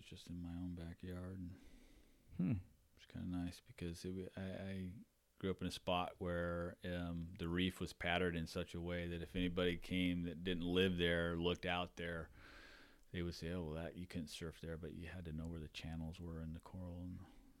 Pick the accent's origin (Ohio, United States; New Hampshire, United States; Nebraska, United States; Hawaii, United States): Hawaii, United States; So I was a surf bum growing up in Hawaii. That's all I did. If I wasn't in school, I was out surfing. We lived right on the beach.